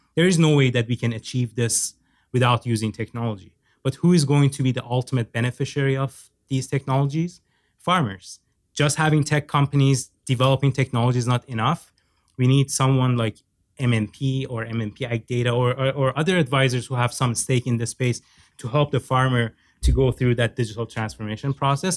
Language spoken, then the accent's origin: English; Iran; moved away as an adult; also born or lived in Norway; now in Canada; I have a Turkish background. I was born and raised in Iran